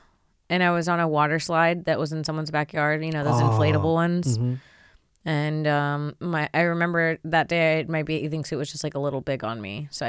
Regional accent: Florida, United States; I grew up in Florida, so I grew up getting mosquito bites

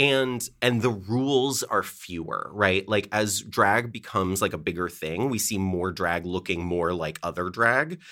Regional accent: Connecticut, United States; moved away as an adult; also born or lived in Chicago / Seattle; I grew up in Connecticut

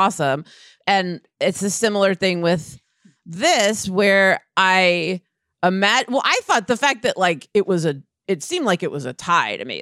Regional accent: Scarsdale, New York, United States; That was what growing up in Scarsdale was like

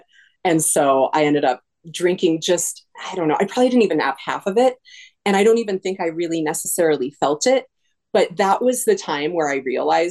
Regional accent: California, United States; also born or lived in Colorado; now in Minneapolis, United States; I grew up in Colorado and California.

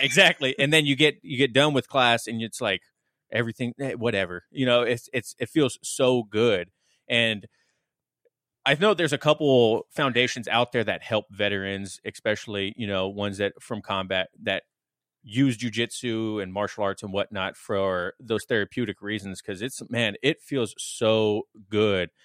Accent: Las Vegas, Nevada, United States; I grew up in Vegas, and it's a heavy trade and construction town

